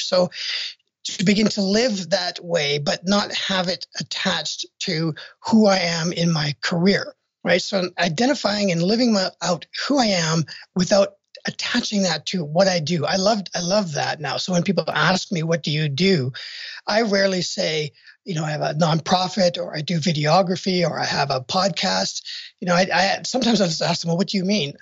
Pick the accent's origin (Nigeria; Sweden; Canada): Canada; moved away as an adult; now in United States; I'm from Canada originally